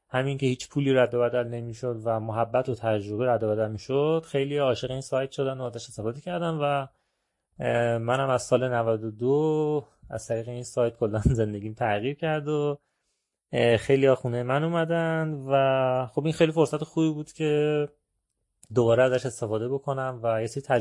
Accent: Iran; گفتم که نه والا من که اصلا چادر نیاوردم از ایران اومدم

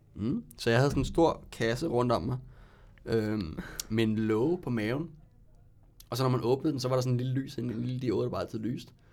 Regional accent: Ballerup, Capital Region of Denmark, Denmark; lidt længere ude på Ballup, hvor jeg kommer fra.

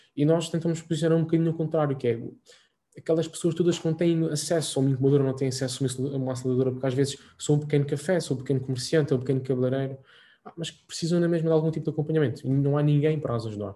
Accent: Azores, Portugal; moved away as an adult; also born or lived in Lisbon; sou açoriano, não sei se, se, se, se perceber ou não pelo meu sotaque

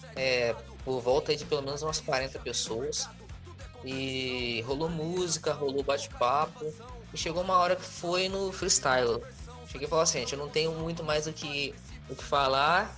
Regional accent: Rio de Janeiro, Brazil; Eu sou do estado do Rio, mas eu nunca tinha ido para a capital sozinho.

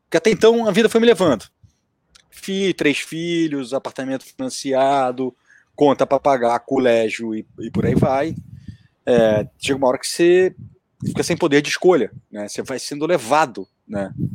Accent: Brazil; eu sou brasileiro

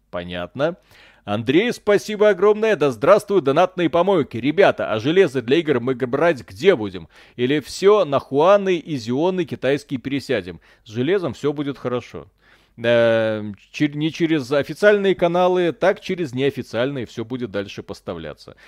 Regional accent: Belarus; я родился в Беларуси

